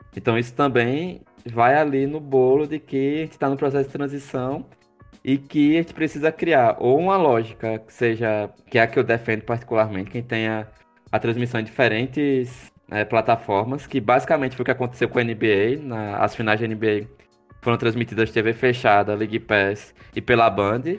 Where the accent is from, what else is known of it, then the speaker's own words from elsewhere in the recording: Maceió, Alagoas, Brazil; accent: alagoano; lá em Maceió, a gente tem um, um, projeto no Teatro de Arena